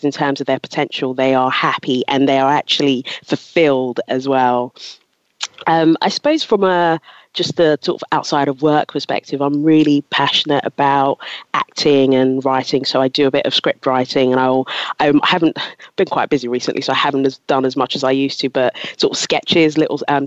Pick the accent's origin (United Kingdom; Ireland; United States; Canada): United Kingdom; London; also born or lived in Ghana / Loughborough; moved here to London when I was 10 and grew up in Southeast London, went to school, went to uni in Loughborough.